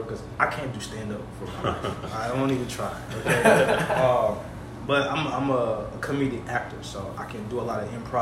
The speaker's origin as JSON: {"language": "English", "town": "New Orleans", "region": "Louisiana", "country": "United States", "said": "I'm from the Seventh Ward in New Orleans"}